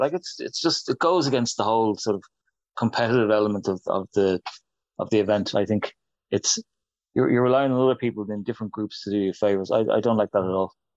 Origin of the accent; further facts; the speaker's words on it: Ireland; I'm an Irishman